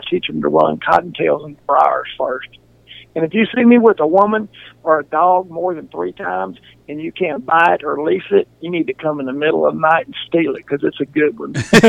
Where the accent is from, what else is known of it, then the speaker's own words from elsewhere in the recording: Dodson, Louisiana, United States; I grew up Dodson. You know, that's where I started school at. But my people were pipeline welders. So I think when I was 6 months old, we lived in like eight states.